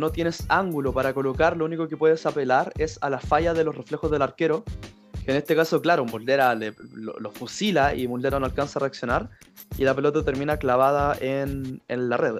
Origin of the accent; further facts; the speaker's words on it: Chile; tanto como, chilenos